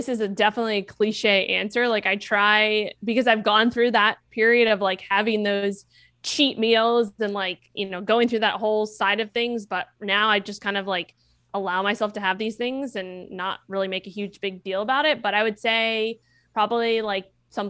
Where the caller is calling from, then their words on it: San Diego, California, United States; San Diego.